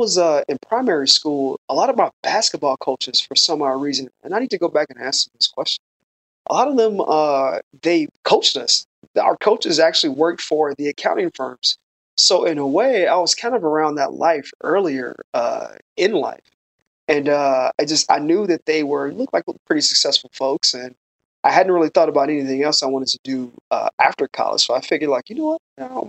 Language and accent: English; Chicago, Illinois, United States; moved away as an adult; also born or lived in Los Angeles, United States; Originally, I'm from Chicago